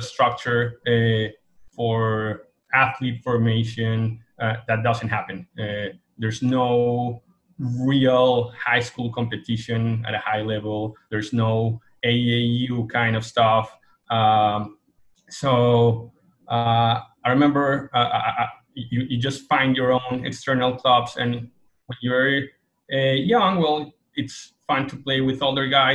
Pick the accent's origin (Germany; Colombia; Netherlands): Colombia; Bogota; now in United States; I'm originally from Colombia, Bogota, capital city in Colombia.